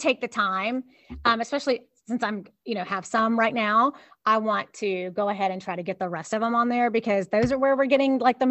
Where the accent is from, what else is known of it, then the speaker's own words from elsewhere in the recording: Baltimore, Maryland, United States; By the way, I was born and raised and lived in Northeast Baltimore City in the White Ghetto neighborhood, also known as Armistead Gardens. And I never considered myself Southern, despite living below the Mason-Dixon line.